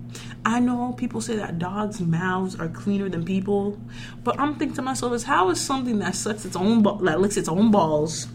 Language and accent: English; Rockland County, New York, United States; I am from Rockland County